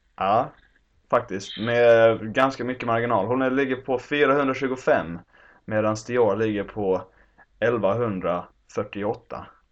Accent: Lund, Skåne, Sweden; now in Stockholm, Sweden; din och min hemstad Lund

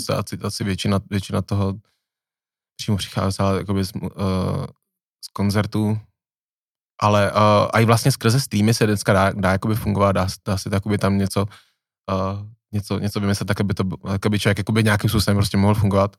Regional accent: Plzeň, Plzeň Region, Czechia; já jsem z Plzně

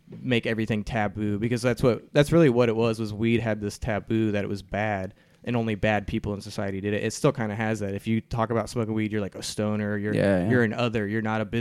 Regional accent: Indiana, United States; I grew up in Indiana

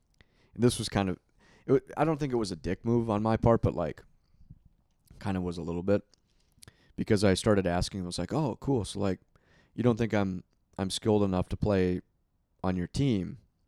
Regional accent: Minnesota, United States; I grew up playing hockey in Minnesota, right?

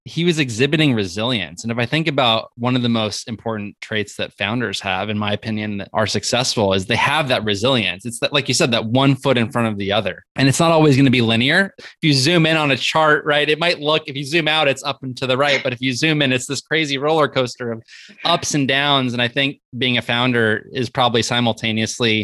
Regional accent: north of Los Angeles, Southern California, United States; now in Bay Area, United States; I'm originally from Southern California. I grew up north of Los Angeles, but was born in LA County. But I've been up in the Bay Area now for 15 or 16 years

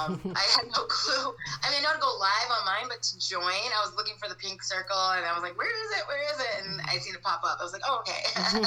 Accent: Ontonagon, Michigan, United States; also born or lived in Baraga, Michigan; I'm from Upper Michigan. Okay. I was born and raised in, I was born in Ontonagon, Michigan. I lived in Toy Bola, Michigan, and I lived on a farm. So I was a farm girl.

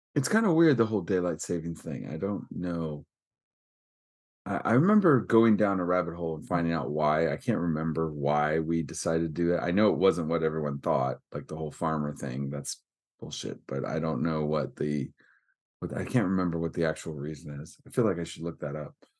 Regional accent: Northern California, United States; I'm from California, it makes it, would make everyone think, like, beach and warmth, but that's a little southern. I'm northern

